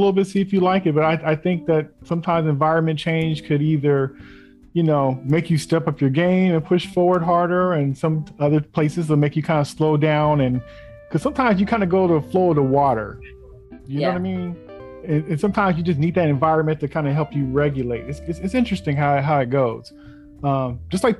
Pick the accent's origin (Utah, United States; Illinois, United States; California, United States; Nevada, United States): California, United States; Bay Area; Me growing up in the Bay Area.